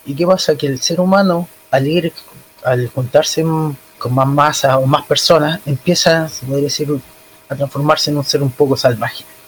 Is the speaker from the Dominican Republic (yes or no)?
no; Chile; soy chileno